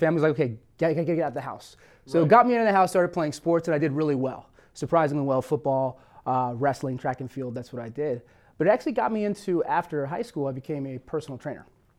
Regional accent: California, United States; And we actually moved to California when I was 2 years old. And so I was raised out here in Southern California.

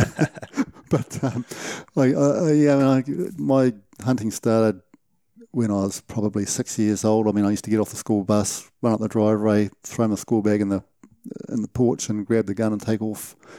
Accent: Gisborne, New Zealand; moved away as an adult; now in Taupo, New Zealand; I grew up in Gisborne, uh, hunting in the, in the Uawarris

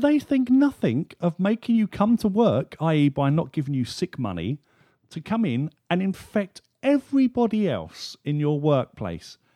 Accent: United Kingdom; being a Brit

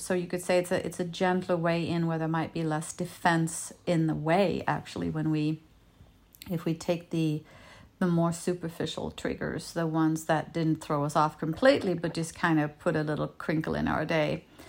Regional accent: Denmark; first language Danish; English is a second language; moved away as an adult; now in United States; I was born and raised in Europe, and I moved to his town in the States to be with him

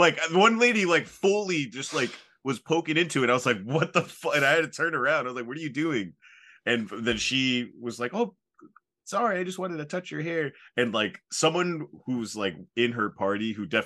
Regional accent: Southeastern Connecticut, United States; moved away; Very glad I got out of Southeastern Connecticut

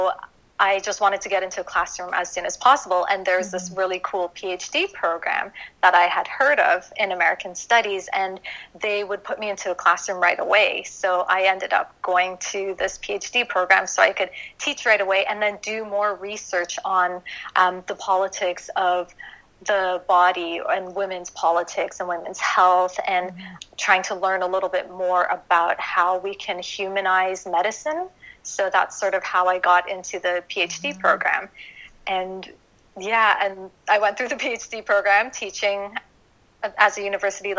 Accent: Toronto, Ontario, Canada; moved away as an adult; also born or lived in Japan / Hawaii / Washington, D.C.; now in United States; I'm actually born and raised in Toronto.

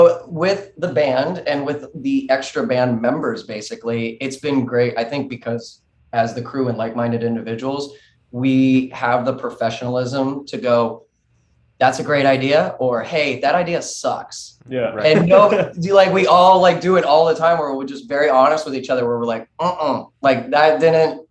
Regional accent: Ohio, United States; now in Los Angeles, United States; I'm from Ohio.

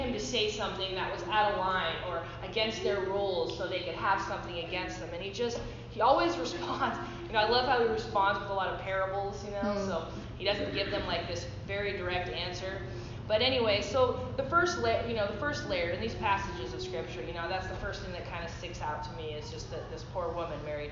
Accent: Midwest, United States; now in California, United States; growing up in the Midwest

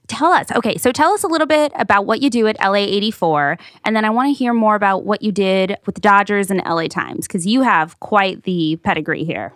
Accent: Paramount, California, United States; I grew up in Paramount, North Long Beach

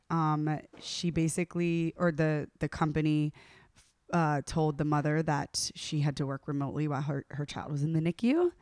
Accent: the South, United States; I'm from the South

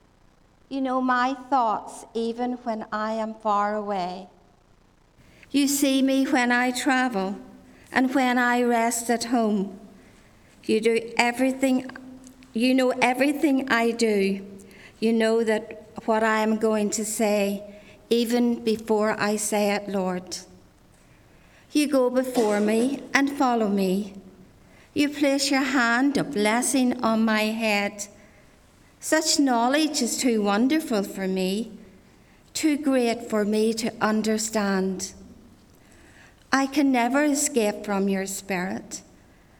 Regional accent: Ards Peninsula, Northern Ireland, United Kingdom; I grew up in Glastonbury Presbyterian Church down the Arts Peninsula

